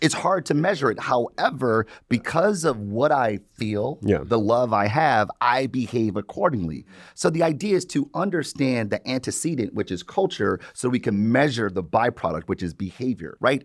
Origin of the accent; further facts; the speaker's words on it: Detroit, Michigan, United States; I've born and raised in Detroit